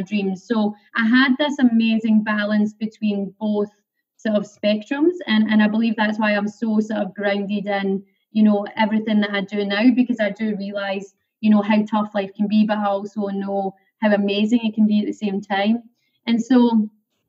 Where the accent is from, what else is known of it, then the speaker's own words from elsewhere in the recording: Paisley, Scotland, United Kingdom; now in Australia; I was born in a little town called Paisley, just outside of Glasgow. And, you know, life was pretty simple there